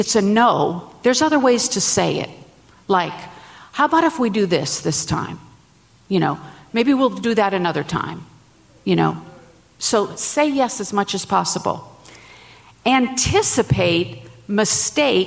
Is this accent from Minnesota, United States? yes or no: yes; Minnesota, United States; I'm from Minnesota